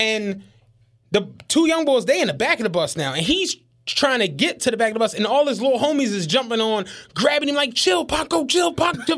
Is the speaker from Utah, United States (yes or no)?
no; Philadelphia, Pennsylvania, United States; I'm a nigga from Philly